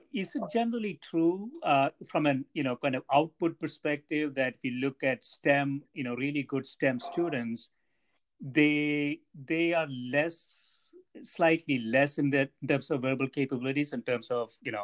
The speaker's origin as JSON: {"language": "English", "country": "India", "tie": "born or raised there", "moved": "yes", "said": "I grew up in India"}